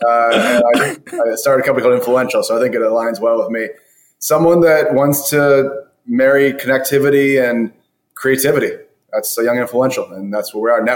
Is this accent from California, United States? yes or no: no; South Florida, United States; moved away as an adult; now in Los Angeles, United States; I was from South Florida originally